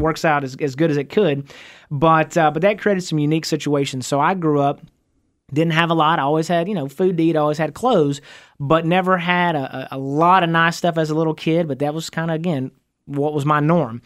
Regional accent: Van, Texas, United States; I grew up out in East Texas, and I went to, uh, went to high school in a little town called

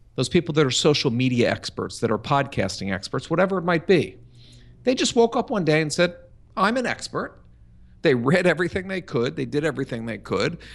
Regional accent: Philadelphia, Pennsylvania, United States; I grew up, uh, in Philadelphia

